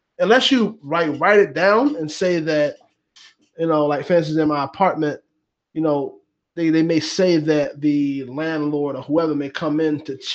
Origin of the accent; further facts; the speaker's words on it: United States; I'm so American